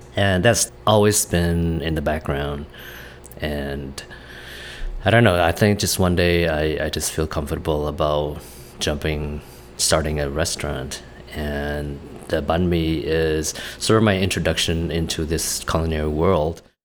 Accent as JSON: {"language": "English", "country": "Vietnam", "tie": "born or raised there", "moved": "yes", "said": "my brothers and I grew up in Vietnam, going to school there"}